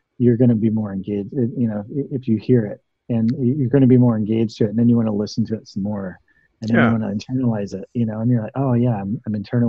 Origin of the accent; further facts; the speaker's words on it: the South, United States; I'm very fascinated with dialects and accents. Growing up in the South, and Oakland's got its own too.